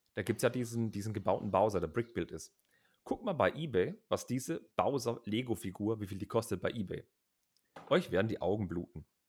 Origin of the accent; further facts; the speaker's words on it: Heilbronn, Baden-Württemberg, Germany; in Heilbronn, das ist mein Geburtsort